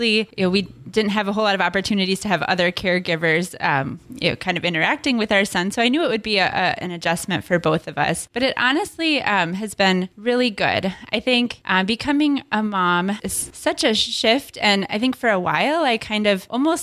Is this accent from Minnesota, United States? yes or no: yes; Minneapolis–Saint Paul, Minnesota, United States; now in Duluth, United States; I grew up in the Twin Cities